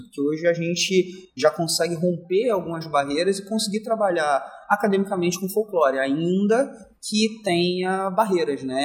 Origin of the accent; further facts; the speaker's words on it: Rio de Janeiro, Brazil; eu sou da zona norte do Rio de Janeiro, sou cria do Complexo do Alemão.